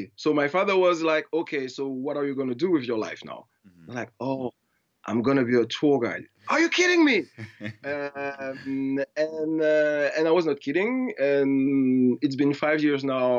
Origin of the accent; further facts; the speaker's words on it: Martinique; English is a second language; moved away as an adult; also born or lived in west of France; now in Paris, France; I am from Martinique, so not so many people know about Martinique. Martinique is a small island in the French Caribbean, so the southern West Indies. So I was born there, I grew up there.